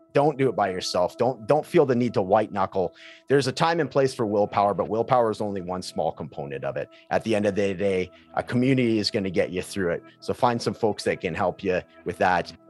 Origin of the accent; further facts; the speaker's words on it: Prince George, British Columbia, Canada; high school where I grew up in Prince George, British Columbia